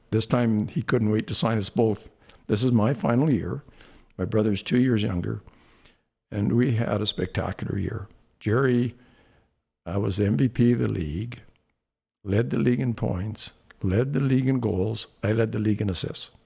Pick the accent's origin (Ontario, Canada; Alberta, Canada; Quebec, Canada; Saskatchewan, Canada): Saskatchewan, Canada; Saskatoon; growing up in Saskatoon, basically, I'm a little guy from a little place